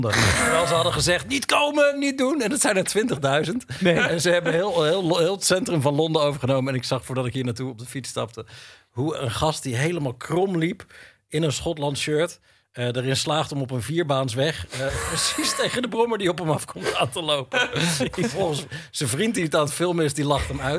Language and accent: Dutch; Bussum, North Holland, Netherlands; Gelul. Bussum. Ja, Bussum.